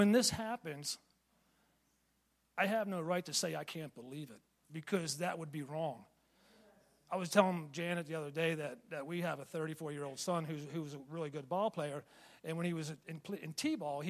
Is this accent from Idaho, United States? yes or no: no; Pennsylvania, United States; moved away; I'm from Pennsylvania originally